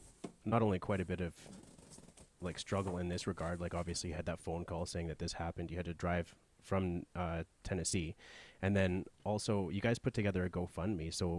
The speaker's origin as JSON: {"language": "English", "country": "Canada", "said": "I'm from Canada, we have socialized medicine for the most part."}